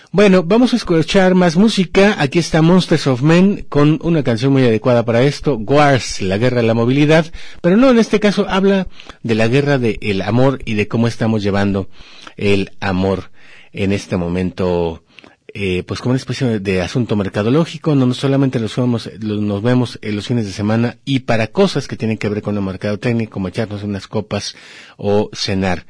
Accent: Mexico; somos mexicanos

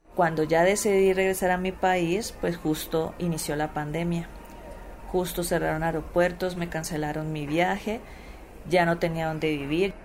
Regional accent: Palmira, Valle del Cauca, Colombia; moved away as an adult; now in Mexico; Soy de Palmira, Colombia

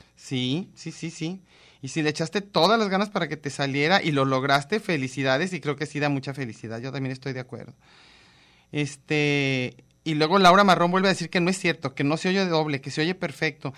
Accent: Mexico

